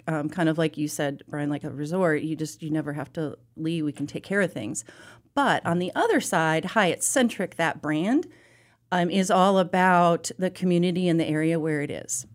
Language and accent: English; Chicago suburbs, Illinois, United States; now in Charlotte, United States; I grew up in the Chicago suburb area